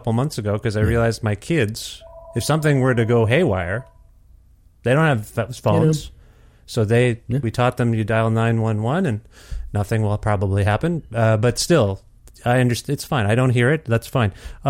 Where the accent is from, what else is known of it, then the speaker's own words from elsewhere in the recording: Ontario, Canada; now in Edmonton, Canada; I'm from Ontario originally. So even as an East Coast, I now live in Edmonton.